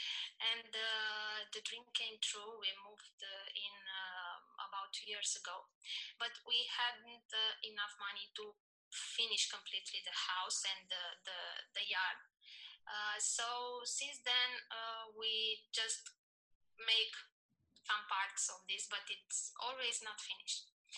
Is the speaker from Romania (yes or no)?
yes; Romania; I'm from Romania.